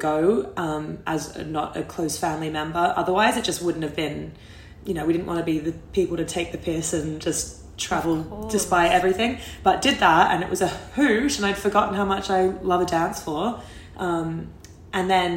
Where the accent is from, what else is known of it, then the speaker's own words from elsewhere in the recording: Sydney, New South Wales, Australia; moved away as an adult; now in New York, United States; I'm from Australia, obviously. I'm from Sydney